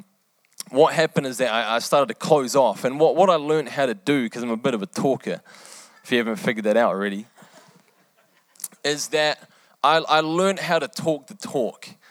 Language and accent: English; New Zealand; also born or lived in England; I was born in England. I lived there for eight years. And after that, we moved to New Zealand